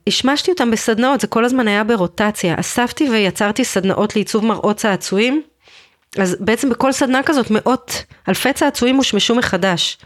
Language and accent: Hebrew; Israel; אני ישראלית במדינת ישראל